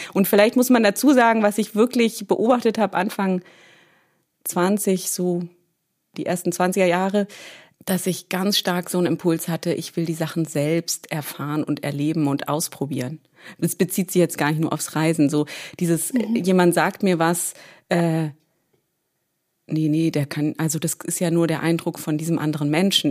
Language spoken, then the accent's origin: German; Berlin, Germany; geboren bin ich ganz banal in Berlin